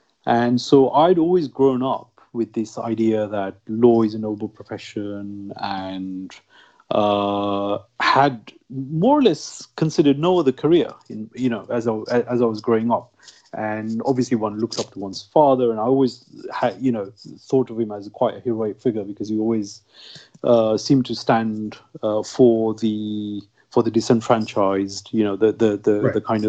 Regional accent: United Kingdom; Growing up in Britain, and even during my university days and so on, I never really encountered any kind of stigma.

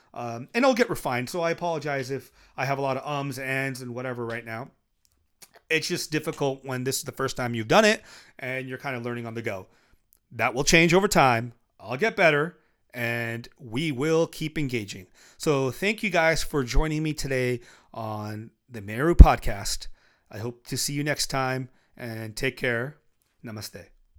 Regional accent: United States; being a Indian, um, Indian origin, raised in the West, raised in America

